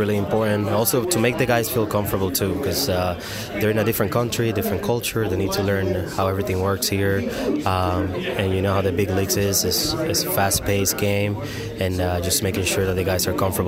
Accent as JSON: {"language": "English", "country": "Dominican Republic", "tie": "born or raised there", "second_language": "English", "moved": "yes", "lives_now": "United States", "said": "I was born in the Dominican Republic"}